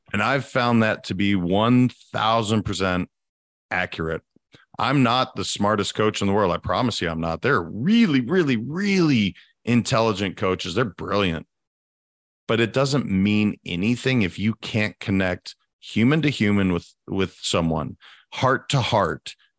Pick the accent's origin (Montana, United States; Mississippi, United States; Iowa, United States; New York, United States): Montana, United States; also born or lived in California; now in Florida, United States; I'm a guy from Montana